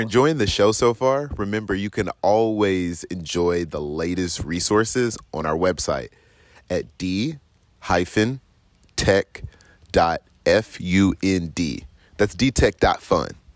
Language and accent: English; North Little Rock, Arkansas, United States; I'm from North Little Rock, Arkansas